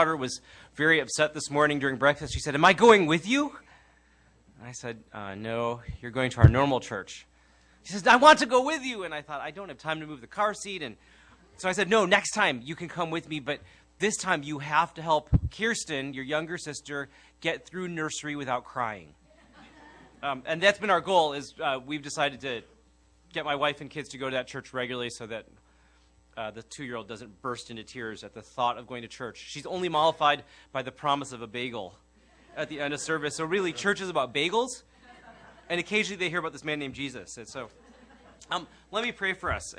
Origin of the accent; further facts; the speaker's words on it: Midwest, United States; I grew up in the Midwest